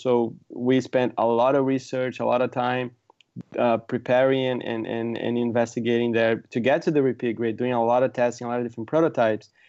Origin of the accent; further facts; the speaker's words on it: Brazil; moved away as an adult; also born or lived in San Diego; now in San Francisco, United States; I'm from Brazil originally